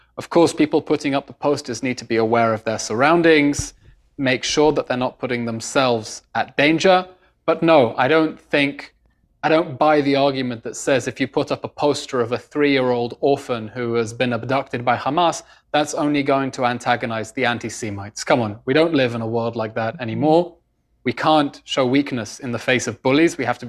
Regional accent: London, United Kingdom; moved away as an adult; now in Israel; British born and raised. I was born in London to Israeli parents. Grew up in the UK

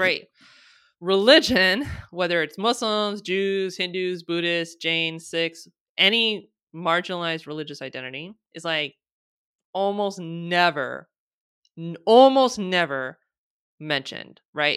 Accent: United States; I'm born and raised in the United States, I'm American

